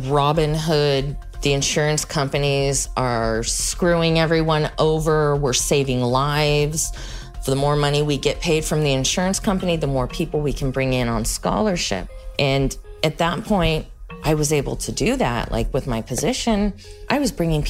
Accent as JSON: {"language": "English", "town": "Los Angeles", "region": "California", "country": "United States", "said": "I am from Los Angeles"}